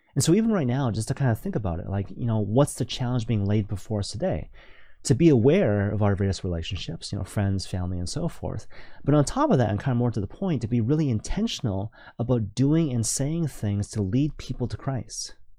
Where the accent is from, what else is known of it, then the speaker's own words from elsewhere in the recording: Vancouver, British Columbia, Canada; now in Toronto, Canada; I'm originally from Vancouver